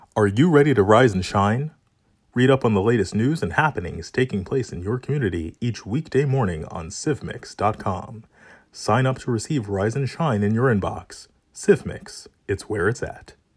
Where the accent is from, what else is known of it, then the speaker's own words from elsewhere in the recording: New York, United States; I, feel as a New Yorker